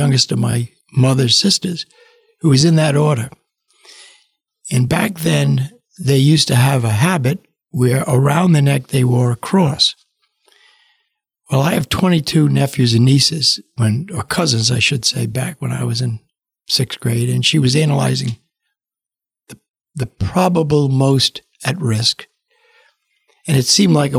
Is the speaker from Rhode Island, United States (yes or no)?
yes; Cranston, Rhode Island, United States; growing up in Cranston, Rhode Island